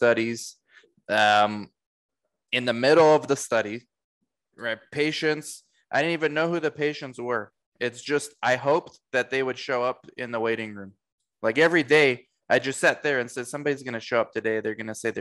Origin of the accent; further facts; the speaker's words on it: United States; also born or lived in Romania / Orange County, California; now in Arizona, United States; We moved to the States when I was 2. So I grew up in the States